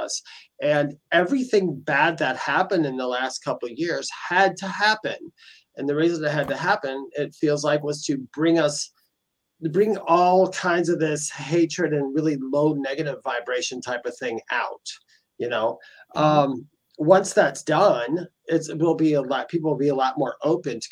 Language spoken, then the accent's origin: English; Milwaukee, Wisconsin, United States; also born or lived in New Berlin, Wisconsin; And I'm from Wisconsin. I was born and raised in Wisconsin